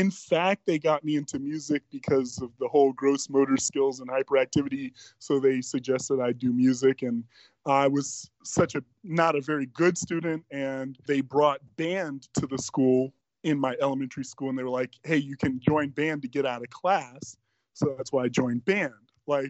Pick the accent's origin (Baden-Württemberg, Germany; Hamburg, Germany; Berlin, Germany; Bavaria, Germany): Baden-Württemberg, Germany; Bad Cannstatt; born there; Well, I was born in Germany, Bad Cannstatt, Germany